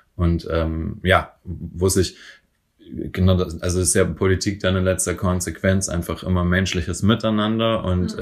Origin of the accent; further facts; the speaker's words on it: Franconia, Bavaria, Germany; now in Berlin, Germany; in Bayern, wo ich herkomme, in Franken